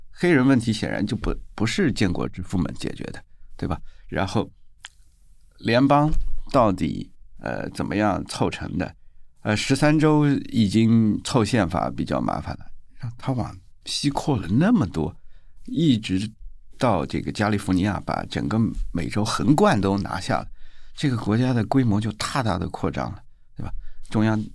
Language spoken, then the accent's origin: Chinese; China; 一般我们中国人的套路就是干掉他